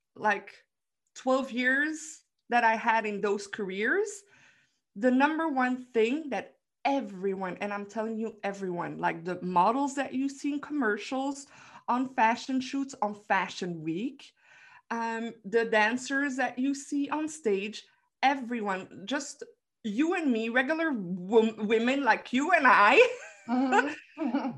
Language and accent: English; Belgium; I'm from Belgium